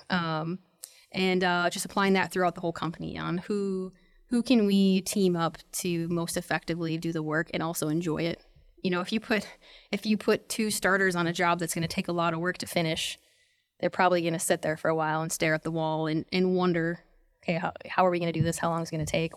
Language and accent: English; North Dakota, United States; moved away as an adult; also born or lived in San Diego; I was born in North Dakota